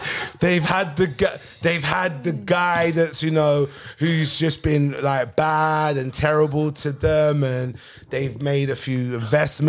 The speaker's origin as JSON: {"language": "English", "region": "London", "country": "United Kingdom", "tie": "born or raised there", "said": "I grew up in London."}